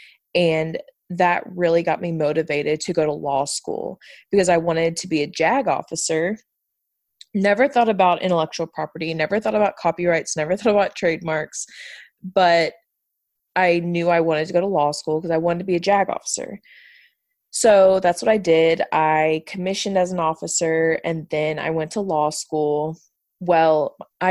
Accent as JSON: {"language": "English", "area": "outside of Houston", "region": "Texas", "country": "United States", "tie": "born or raised there", "also_born_or_lived": "Pikeville, Kentucky", "moved": "as an adult", "said": "I was born and raised right outside of Houston"}